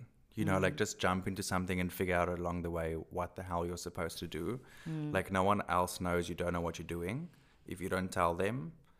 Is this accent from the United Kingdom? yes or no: no; South Africa; accent: Afrikaans; English is a second language; I'm so Afrikaans. I'm going to be so horrified when I listen to this and hear my accent.